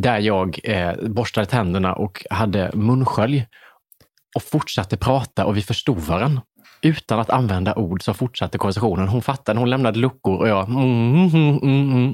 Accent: Värnamo, Jönköping County, Sweden; jag körde till McDonalds i min hemstad

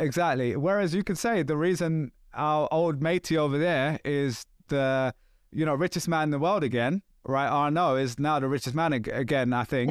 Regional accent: England, United Kingdom; I'm English too

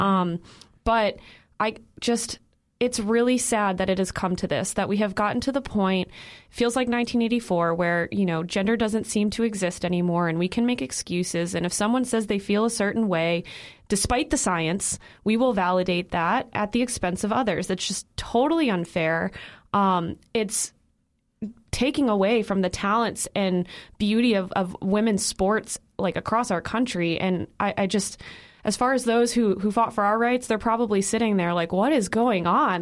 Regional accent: Illinois, United States; I'm from Illinois

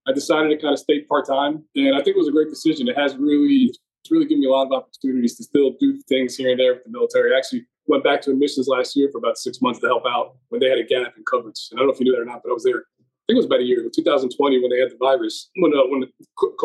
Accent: central New Jersey, United States; I'm actually from central New Jersey. So I've been in the Northeast for a while. You can probably tell from my accent

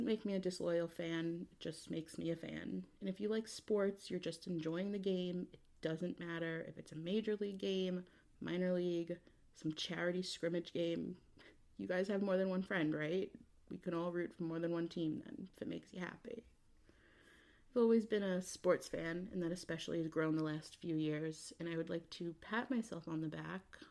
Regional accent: New York, United States; I'm from New York

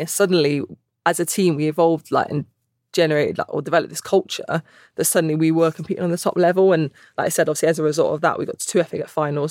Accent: Gloucester, South West England, United Kingdom; moved away as an adult; also born or lived in Bristol; now in North East England, United Kingdom; I'm from Gloucester originally.

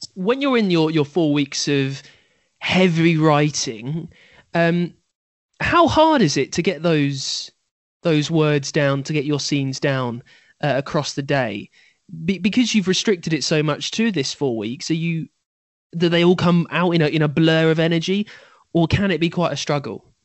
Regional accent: United Kingdom; I am British after all.

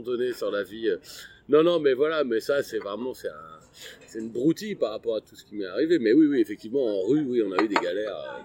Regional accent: Abbeville, Hauts-de-France, France; je suis né à Abbeville dans la Somme

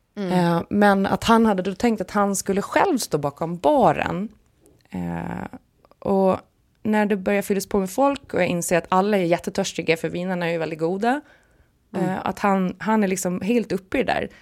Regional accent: Visby, Gotland, Sweden; accent: Gotlandic / Stockholm; moved away; Sankt Hansskolan i Visby när jag gick där, för det har jag ju pratat om förut, att jag blev mobbad om jag pratade gotländska i skolan och jag blev eh, utmålad som prinsessan Madeleine om jag pratade stockholmska hemma

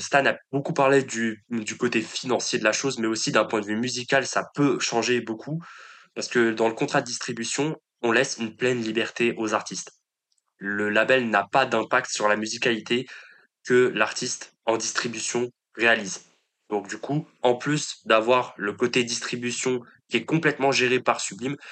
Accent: Paris, Île-de-France, France; En tant que Parisien

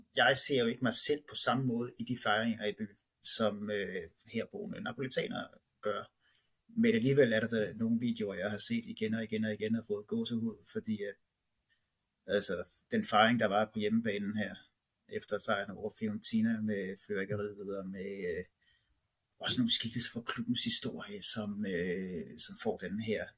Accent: Holbæk, Zealand, Denmark; det lille lokale dagblad ude i Holbæk, området, hvor jeg kommer fra, Nordvestnyt

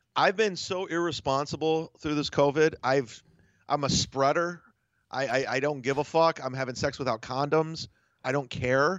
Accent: Ohio, United States; moved away; I'm originally from Ohio, state of Ohio

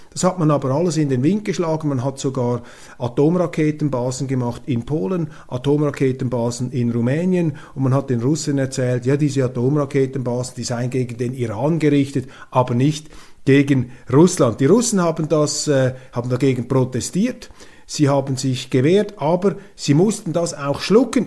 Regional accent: Switzerland; als Schweizer bin ich ja auch Europäer

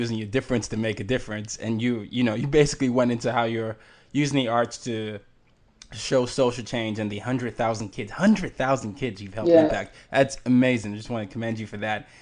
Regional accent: Nigeria; moved away; I'm from Nigeria

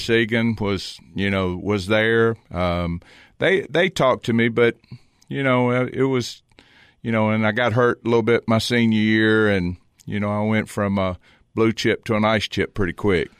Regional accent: Lynchburg, Virginia, United States; moved away as an adult; now in Cookeville, United States; I was born and raised in Lynchburg, Virginia

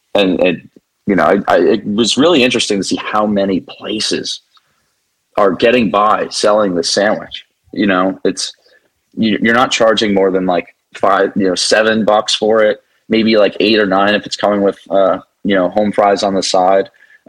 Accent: New Jersey, United States; I'm born and raised in New Jersey, and I've always had a real sense of pride.

